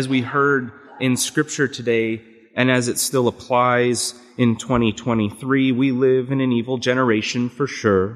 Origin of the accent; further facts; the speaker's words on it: Canada; accent: Canadian; moved away; my Canadian accent and how sometimes it's mistaken for either one from Wisconsin or from Minnesota